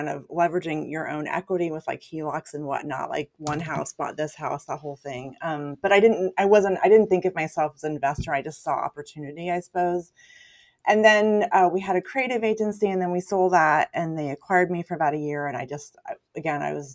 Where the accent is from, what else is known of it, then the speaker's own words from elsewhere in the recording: California, United States; moved away as an adult; now in Portland, United States; I grew up in California